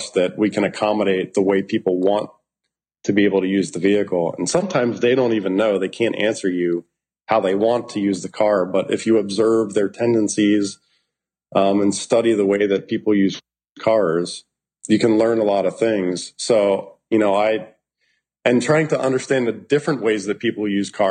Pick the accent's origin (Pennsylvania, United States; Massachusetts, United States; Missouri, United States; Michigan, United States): Pennsylvania, United States; distant suburbs of Philadelphia, southeastern; I grew up in Pennsylvania, southeastern Pennsylvania. I like to say distant suburbs of Philadelphia